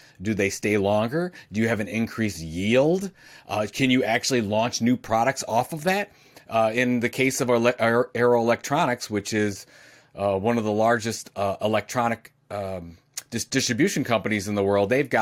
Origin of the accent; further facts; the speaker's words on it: Cleveland, Ohio, United States; I'm from Cleveland, Ohio